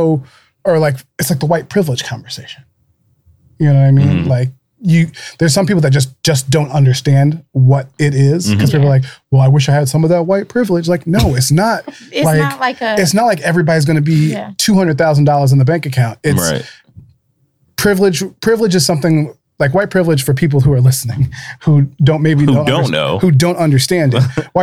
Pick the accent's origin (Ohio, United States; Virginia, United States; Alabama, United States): Ohio, United States; Dayton; I'm from Dayton originally